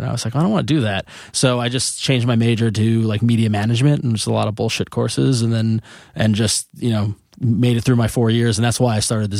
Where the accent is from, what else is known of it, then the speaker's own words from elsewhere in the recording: New York, United States; I grew up on Long Island